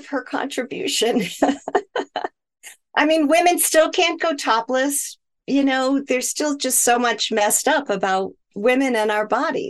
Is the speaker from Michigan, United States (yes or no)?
yes; Michigan, United States; also born or lived in Hawaii, United States; And that actually started because I grew up in Michigan, and in the winters, my skin would crack and bleed